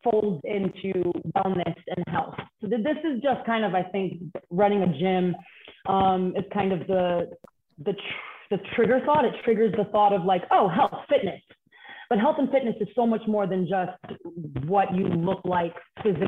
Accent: New York City, New York, United States; I grew up in Bedside, Brooklyn.

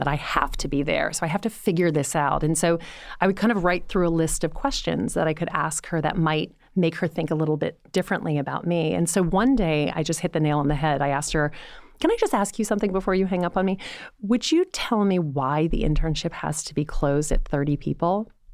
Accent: Louisiana, United States; moved away; I was coming from Louisiana.

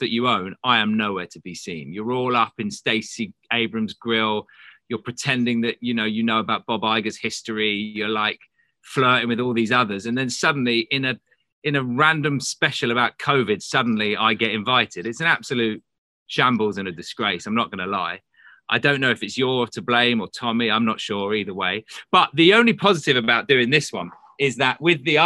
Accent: lived in England my whole life, United Kingdom; moved away as an adult; now in Los Angeles, United States; I'm British

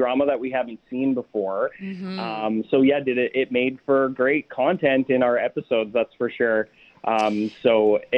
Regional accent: Winnipeg, Manitoba, Canada; I'm from Winnipeg, so I'm flying home tomorrow

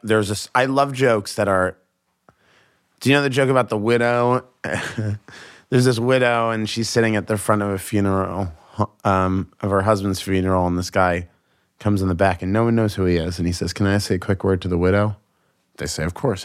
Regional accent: Boston, Massachusetts, United States; I'm from Boston. I was raised in a very confrontational road culture

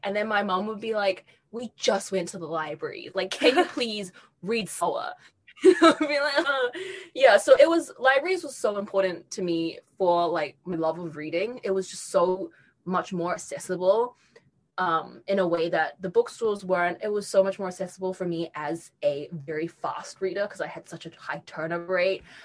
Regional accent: New Zealand; moved away as an adult; I grew up in New Zealand

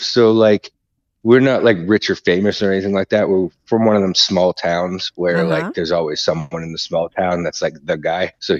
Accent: United States; moved away as an adult; now in Australia; I'm an American that moved here.

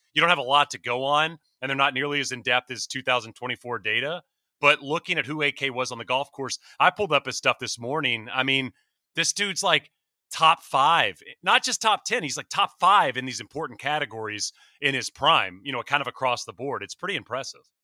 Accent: East Texas, United States; I grew up in East Texas

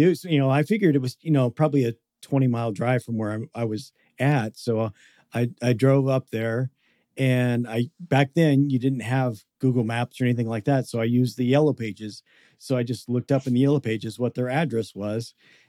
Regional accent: Seattle, Washington, United States; I'm from the Seattle area.

